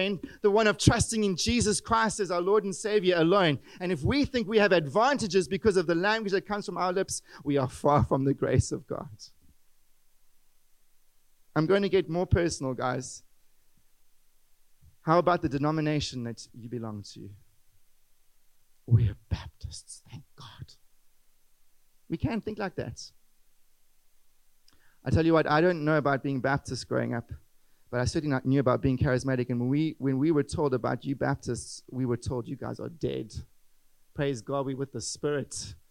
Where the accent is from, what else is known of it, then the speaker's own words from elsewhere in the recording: South Africa; English-speaking white South Africans